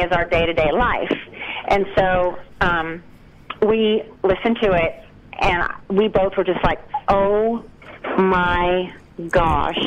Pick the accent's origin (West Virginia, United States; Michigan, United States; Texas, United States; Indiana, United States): West Virginia, United States; moved away; I grew up in West Virginia, and I was like, as soon as I can move to Nashville, that's what I'm doing